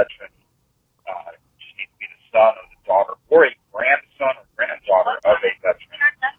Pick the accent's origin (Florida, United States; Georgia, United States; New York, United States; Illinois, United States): Illinois, United States; Chicago; now in Texas, United States; I'm here in Texas. I don't want White Christmas ever again. I grew up in Chicago, and I had 20 years of White Christmases.